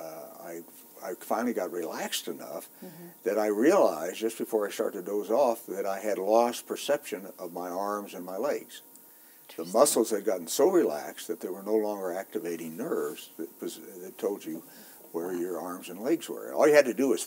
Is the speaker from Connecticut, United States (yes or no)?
no; Silver City, New Mexico, United States; I grew up in the Silver City area of New Mexico